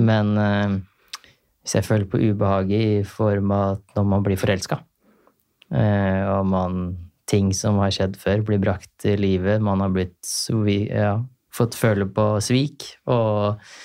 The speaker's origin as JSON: {"language": "Norwegian", "town": "Larvik", "region": "Vestfold", "country": "Norway", "tie": "born or raised there", "said": "hjemme i Larvik"}